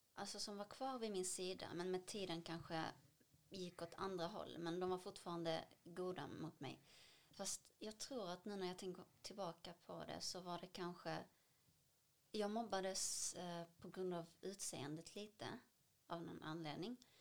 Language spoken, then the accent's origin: Swedish; Damascus, Damascus Governorate, Syria; now in Sweden; Jag föddes 1992 i Damaskus, Syrien.